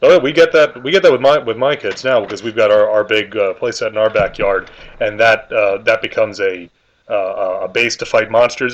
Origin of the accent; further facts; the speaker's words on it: New York, United States; we're both from New York